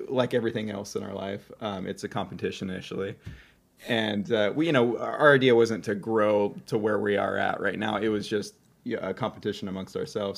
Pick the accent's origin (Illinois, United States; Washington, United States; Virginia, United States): Washington, United States; Seattle; also born or lived in Belfair, Washington; now in Oregon, United States; I, uh, grew up in northern Seattle area and then moved across the Puget Sound to Belfair